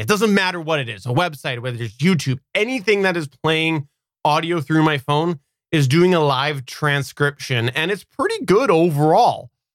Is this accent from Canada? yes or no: yes; Canada; accent: West Coaster; I am actually Canadian